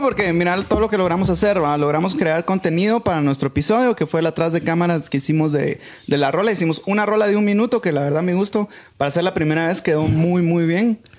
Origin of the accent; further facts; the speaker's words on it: Guatemala; somos buenos los chapines